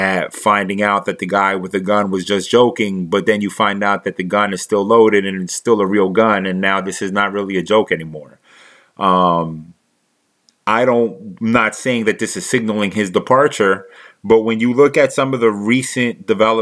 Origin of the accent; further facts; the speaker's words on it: Philadelphia, Pennsylvania, United States; moved away; also born or lived in New Jersey; Born and raised in Philadelphia, spent some time in Jersey, and now I'm here